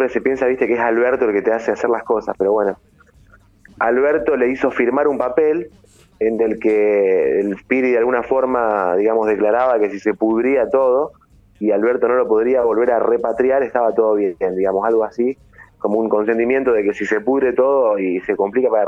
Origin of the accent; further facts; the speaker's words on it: Uruguay; Somos uruguayos, pero somos hermanos, hermosos paisitos.